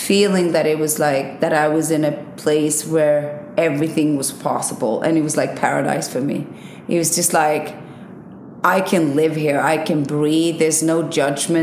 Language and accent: English; Sweden; also born or lived in Iceland; I was born in Sweden, moved to Iceland when I was 5, lived in Iceland for like 3.5 years, moved back to Sweden.